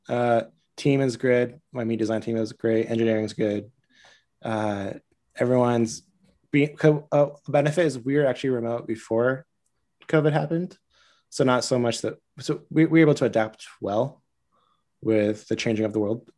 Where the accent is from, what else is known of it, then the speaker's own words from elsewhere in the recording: Southern Orange County, California, United States; moved away as an adult; also born or lived in Costa Mesa / New York; I grew up in Southern Orange County